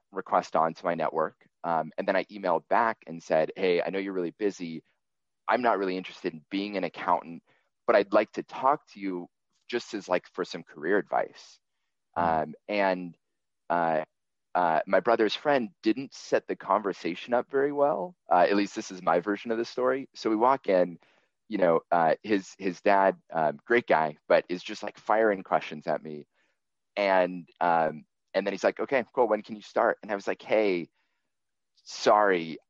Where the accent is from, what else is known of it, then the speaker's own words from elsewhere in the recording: Seattle, Washington, United States; I grew up in Seattle and then in the suburb